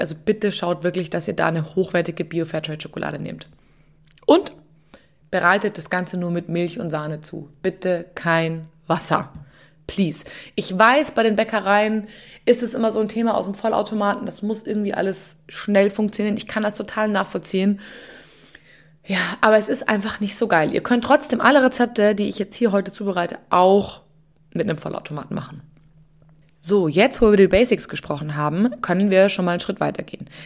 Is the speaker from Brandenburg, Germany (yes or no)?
no; Munich, Bavaria, Germany; Ich war einfach nur in meiner Heimatstadt unterwegs. Und zwar bin ich durch München gereist